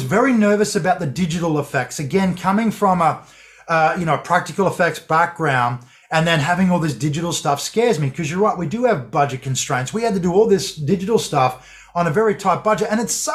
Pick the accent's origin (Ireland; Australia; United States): Australia